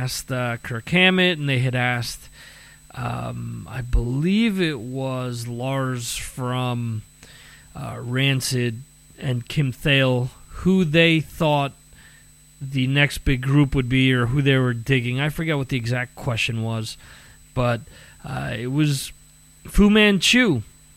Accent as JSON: {"language": "English", "town": "Dover", "region": "New Jersey", "country": "United States", "tie": "born or raised there", "said": "my hometown of Dover in New Jersey"}